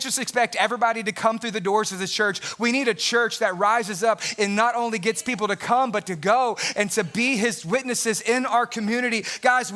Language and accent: English; United States; also born or lived in Southeast Texas; I love being an American